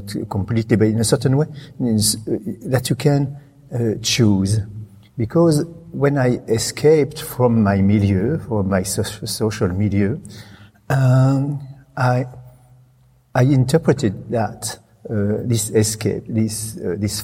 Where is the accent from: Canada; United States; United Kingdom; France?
France; Reims, Grand Est; English is a second language; moved away